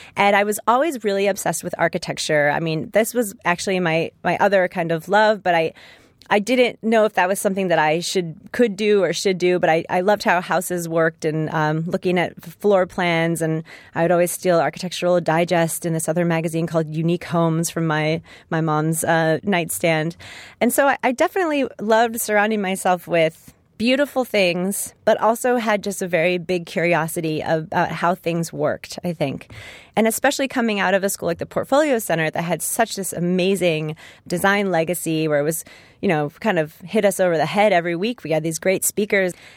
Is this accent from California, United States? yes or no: yes; Los Angeles, California, United States; rooted right in my hometown